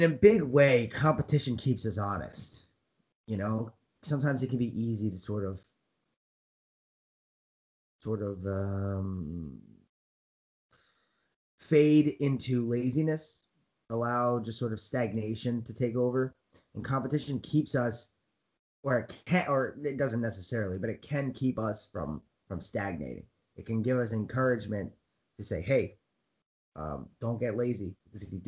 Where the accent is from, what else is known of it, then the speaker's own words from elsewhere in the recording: United States; As an American